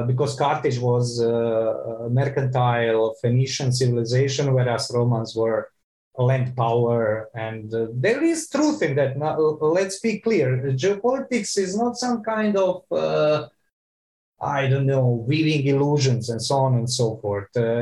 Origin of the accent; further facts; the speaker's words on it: Croatia; I'm from Croatia